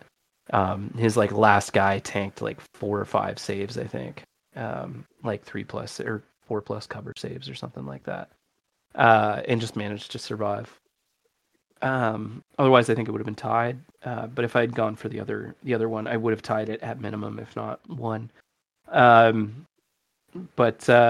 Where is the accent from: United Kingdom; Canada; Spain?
Canada; I'm English Canadian. I'm Anglophone